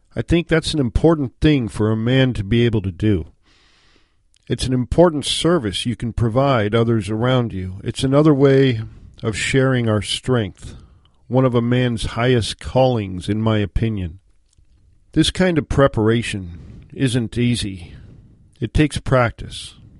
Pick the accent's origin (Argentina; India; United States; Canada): United States; Washington; moved away as an adult; my home state of Washington